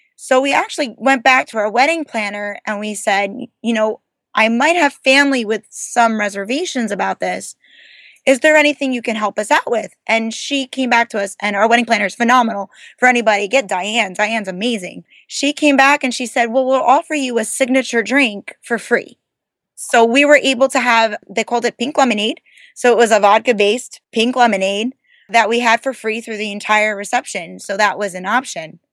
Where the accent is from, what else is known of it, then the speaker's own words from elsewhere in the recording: New Jersey, United States; we're from New Jersey